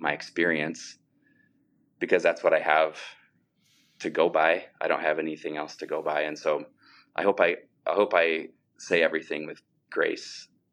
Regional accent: Sioux Falls, South Dakota, United States; I grew up in Sioux Falls and have lived in Sioux Falls, South Dakota my whole life

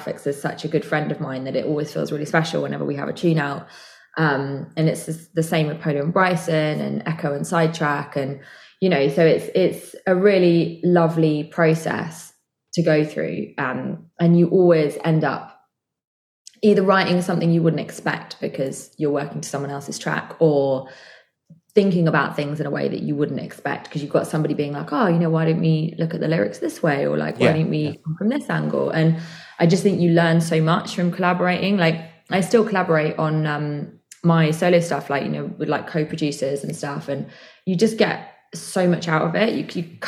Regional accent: just outside Bristol, South West England, United Kingdom; I'm from Bristol. Well, sort of. I'm from like just outside Bristol, so this is like my home.

